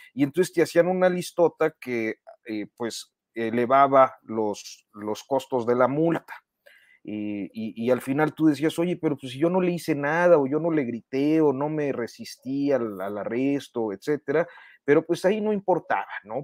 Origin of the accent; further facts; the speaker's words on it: Saltillo, Coahuila, Mexico; en Saltillo, de donde yo soy